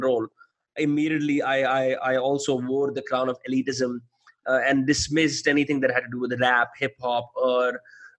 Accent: Faridabad, Haryana, India; since I grew up in Faridabad

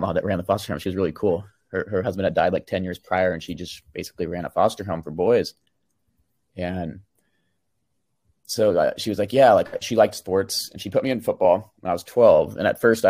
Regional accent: Sacramento, California, United States; I was born in Sacramento, California. So that's Northern California

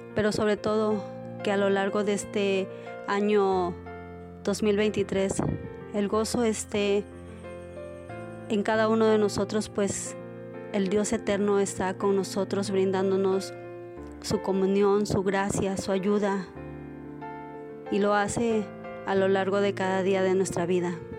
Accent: Mexico; soy de México

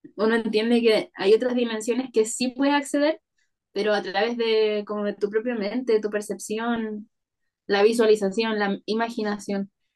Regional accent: Parral, Maule, Chile; moved away; also born or lived in Santiago; Yo soy del Maule, ya. de un pueblito que se llama Parral. Ahí nací y ahí fui al colegio y todo

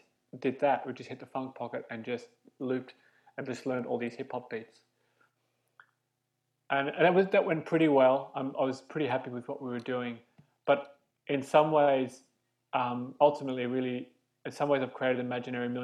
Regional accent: Australia; moved away as an adult; now in London, United Kingdom; I'm Australian. I came to London 11 years ago

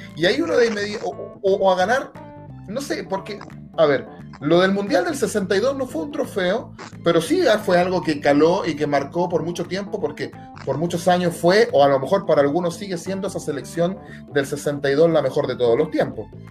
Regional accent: San Bernardo, Santiago Metropolitan Region, Chile; nosotros somos de San Bernardo

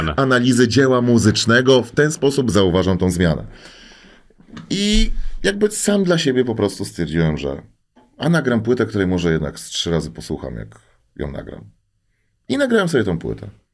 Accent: Łódź, Łódź Voivodeship, Poland; Ja jestem zwyczajnym gościem z Bałut, jeszcze z młodej części Teofilowa

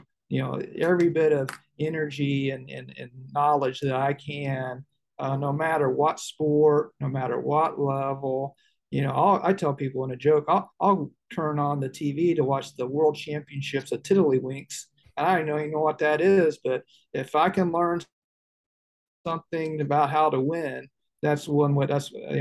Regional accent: Indianapolis, Indiana, United States; moved away as an adult; growing up in Indianapolis, I grew up as the oldest of six

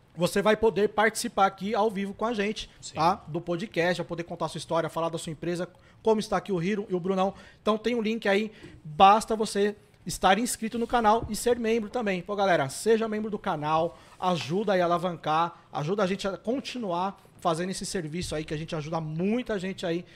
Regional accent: São Paulo, Brazil; eu sou da ZL

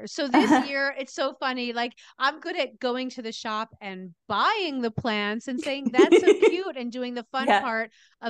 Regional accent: New Jersey, United States; I grew up in New Jersey. That's where you are, right?

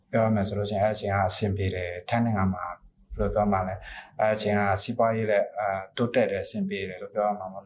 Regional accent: Myanmar; moved away as an adult; now in Bangkok, Thailand

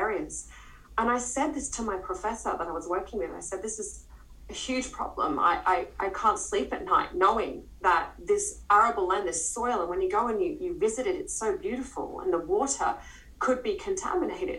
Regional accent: Queensland, Australia; moved away; I'm from Queensland originally, and I knew the area quite well

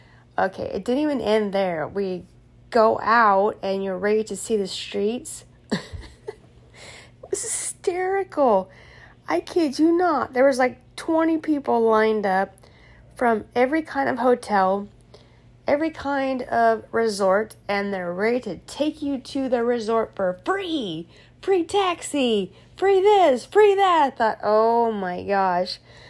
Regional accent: California, United States; We say we're from California.

